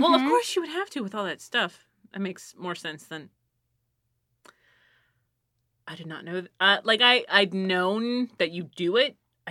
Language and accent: English; Missouri, United States; And it's like, I'm from Missouri.